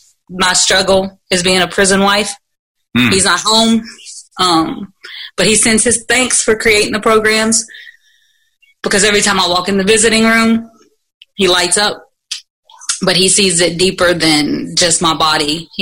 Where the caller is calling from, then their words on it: Louisville, Kentucky, United States; Louisville, Kentucky.